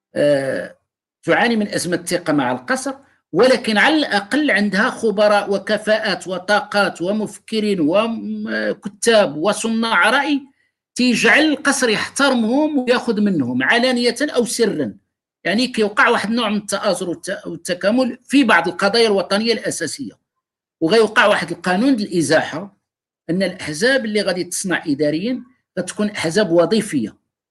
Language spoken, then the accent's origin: Arabic; Morocco; حنا مغاربه